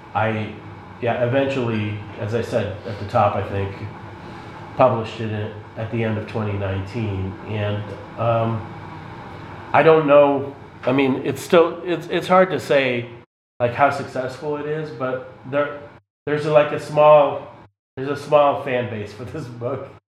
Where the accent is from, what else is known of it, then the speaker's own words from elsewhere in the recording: Boston, Massachusetts, United States; also born or lived in Moscow, Russia; now in Chicago, United States; my family and I lived in the Boston area, uh, and before that, uh, we came from the Soviet Union when I was seven in 1978